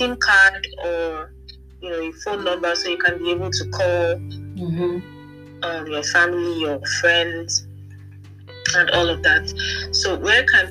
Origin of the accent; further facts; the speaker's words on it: Nigeria; moved away as an adult; now in Stuttgart, Germany; I'm from Nigeria